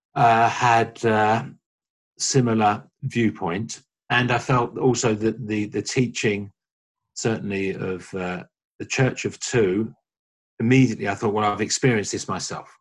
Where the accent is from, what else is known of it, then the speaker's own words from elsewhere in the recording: London, United Kingdom; I'm from uh, London in the UK